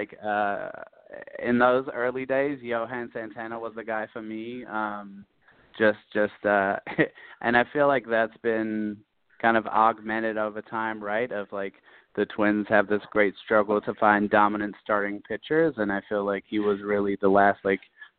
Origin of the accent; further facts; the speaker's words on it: London, United Kingdom; moved away as an adult; also born or lived in Twin Cities, Minnesota; I was actually born and raised in London, England. I lived there for most of my young life